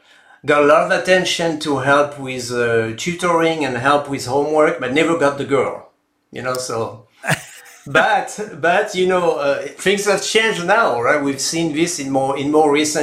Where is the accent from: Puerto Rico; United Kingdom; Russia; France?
France; now in United States; I was born and raised in France a while back.